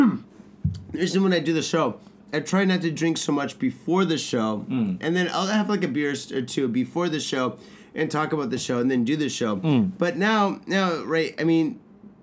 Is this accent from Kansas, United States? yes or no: no; Detroit, Michigan, United States; now in Japan; I'm from Detroit